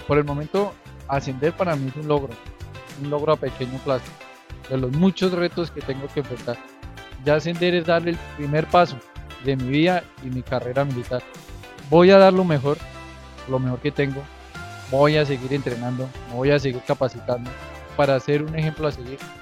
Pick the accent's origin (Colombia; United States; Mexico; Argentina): Colombia; Chiquinquirá, Boyacá; Yo nací en Chiquinquirá, en el, departamento de Boyacá. Viví en el barrio Ocaso